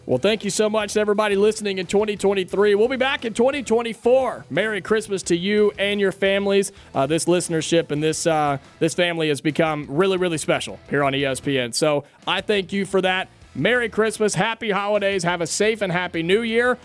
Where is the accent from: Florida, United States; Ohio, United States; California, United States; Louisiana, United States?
Ohio, United States; Dayton; moved away; I grew up in Dayton, Ohio